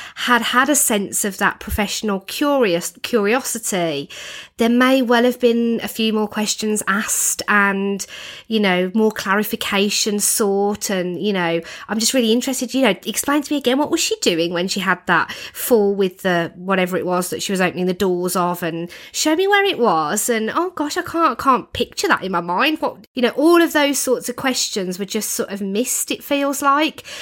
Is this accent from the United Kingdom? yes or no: yes; United Kingdom; as Brits, you know, as British people